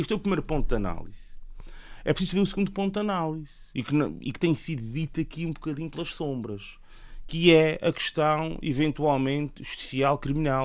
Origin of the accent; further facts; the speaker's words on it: Terceira, Azores, Portugal; eu, enquanto terceirense, eh, vivo aqui na terceira